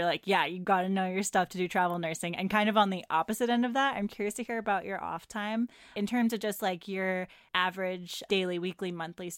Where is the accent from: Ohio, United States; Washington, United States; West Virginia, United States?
Washington, United States; Seattle; I grew up in the Northwest in Seattle